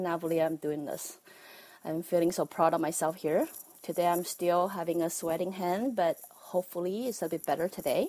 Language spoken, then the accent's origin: English; Taiwan; accent: Taiwanese; I'm from Taiwan. That's why you have to bear with my Taiwanese accent